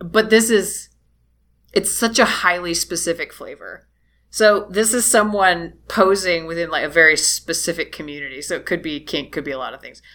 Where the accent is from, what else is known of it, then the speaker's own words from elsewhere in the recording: United States; I'm a trashy American